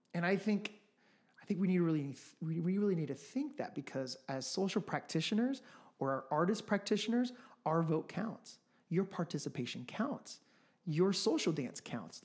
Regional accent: Midwest, United States; also born or lived in Los Angeles, California / Colombia (ancestry); now in Phoenix, United States; I'm from the Midwest. I lived in L A for about ten years. Um, my family's from Colombia.

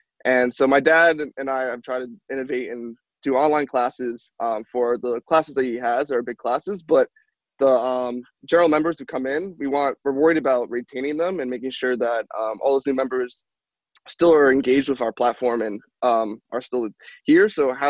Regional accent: New Jersey, United States; I'm from Jersey like you. I'm a college student

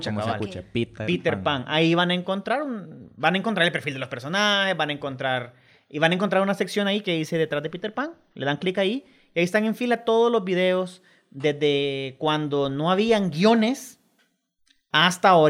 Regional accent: El Salvador; Gracias a Dios tenemos un acento bien neutro, es decir, los salvadoreños no tienen mucho, tendremos un cantadito por ahí, pero...

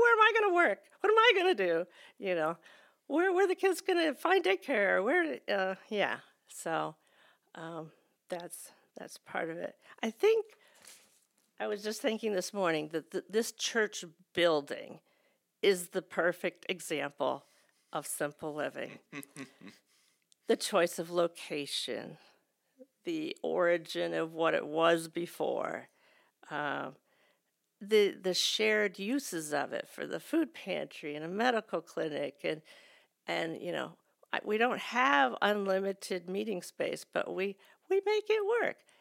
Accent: United States; as American Christians

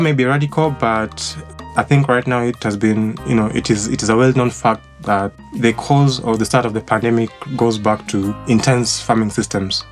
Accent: Limuru, Kiambu County, Kenya; was born and raised in Limuru

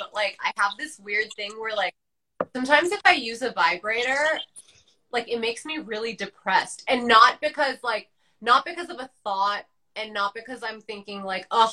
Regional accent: New York, United States; growing up in New York

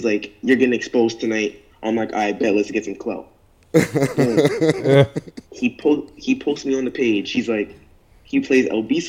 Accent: New York City, New York, United States; I'm from New York, bro.

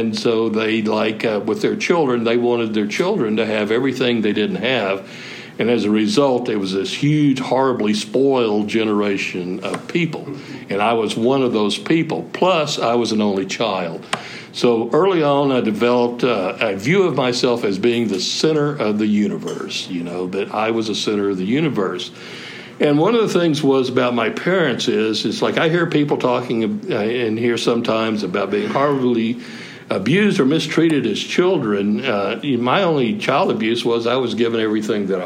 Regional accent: Sherman, Texas, United States; also born or lived in Austin, Texas; I grew up in North Texas in Sherman

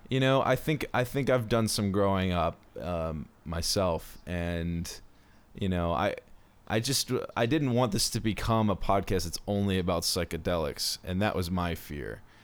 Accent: Baltimore, Maryland, United States; I'm from Baltimore

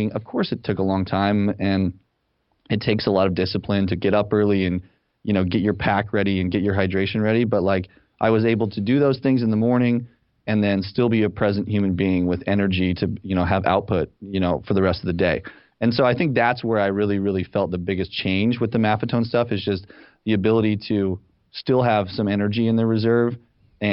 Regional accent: Salt Lake City, Utah, United States; moved away as an adult; also born or lived in Los Angeles, California / San Francisco, California; now in Ann Arbor, United States; I'm originally from Salt Lake City, Utah

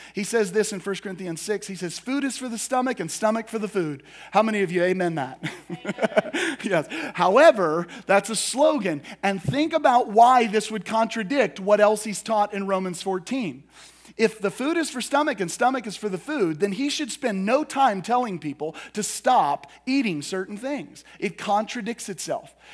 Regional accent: United States; us as American Christians

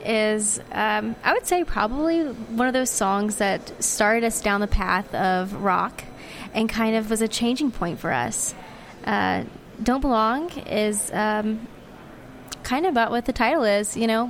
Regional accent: the South, United States; I'm country from the South, and so people back home just call it Brassel.

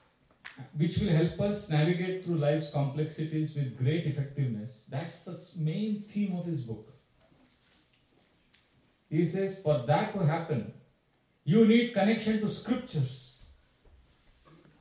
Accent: India; I come from India

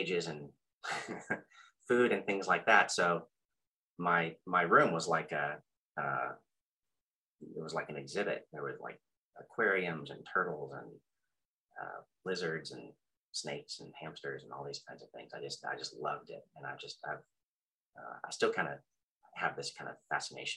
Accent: Austin, Texas, United States; I'm from Austin, and only child

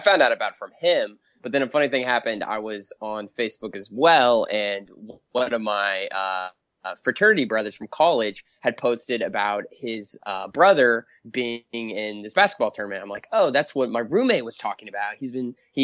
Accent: Indiana, United States; I'm from Indiana and I grew up a Purdue fan

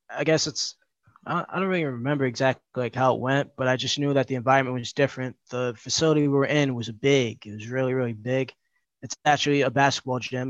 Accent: New York City, New York, United States; I grew up in the Bronx. I still live there

